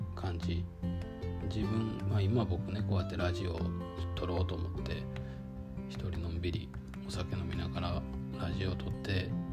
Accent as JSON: {"language": "Japanese", "region": "Kyoto", "country": "Japan", "tie": "born or raised there", "moved": "yes", "said": "そもそも京都で生まれて京都で育って"}